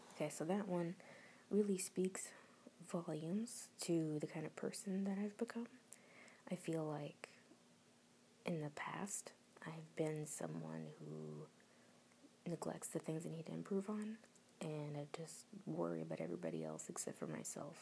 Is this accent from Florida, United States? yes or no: yes; Florida, United States; moved away as an adult; now in New Jersey, United States; I moved to Florida